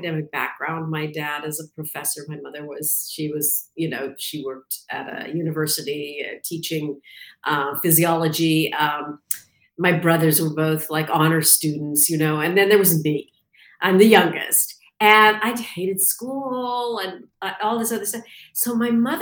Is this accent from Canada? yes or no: yes; Canada; moved away as an adult; also born or lived in London, England; I'm from Canada originally.